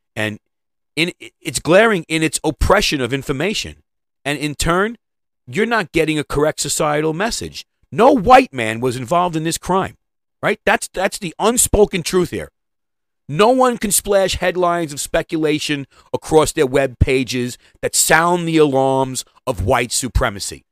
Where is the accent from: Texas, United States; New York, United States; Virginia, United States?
New York, United States; I'm from New York